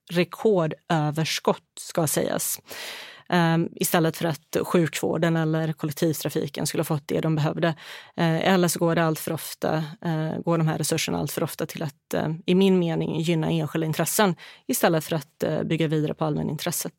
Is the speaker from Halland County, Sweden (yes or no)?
yes; Halmstad, Halland County, Sweden; moved away as an adult; also born or lived in Bosnia and Herzegovina; now in Stockholm, Sweden; Jag är från västkusten, från Halmstad och Halland